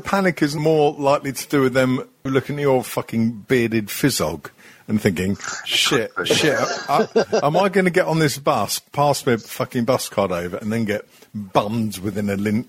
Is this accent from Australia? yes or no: yes; Australia; I was speaking as an Australian.